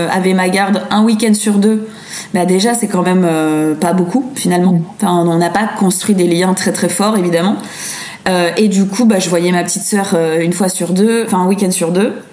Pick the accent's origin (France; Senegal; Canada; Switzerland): France; now in Brussels, Belgium; Non, non, non, je suis française, mais j'ai habité dans plein de pays différents.